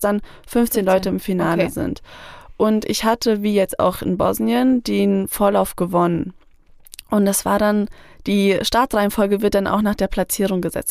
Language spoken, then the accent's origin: German; Fulda, Hesse, Germany; Ich komme aus Fulda